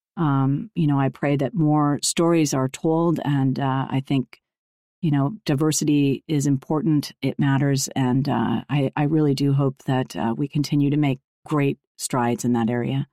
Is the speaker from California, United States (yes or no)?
yes; Los Angeles, California, United States; growing up in Los Angeles in an entertainment family